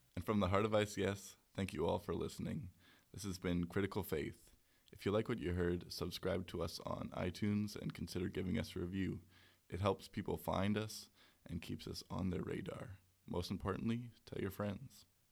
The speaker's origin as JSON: {"language": "English", "town": "Vancouver", "region": "British Columbia", "country": "Canada", "said": "I'm from Vancouver."}